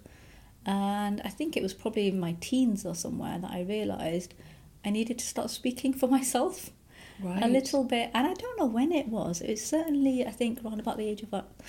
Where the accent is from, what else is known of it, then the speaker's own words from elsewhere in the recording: Edinburgh, Scotland, United Kingdom; also born or lived in Huddersfield, Yorkshire; now in Newcastle, United Kingdom; I was born in Huddersfield in Yorkshire, and I was about 2 or 3 when my dad bought a business in Scotland, and then we moved to Edinburgh. So we grew up in Edinburgh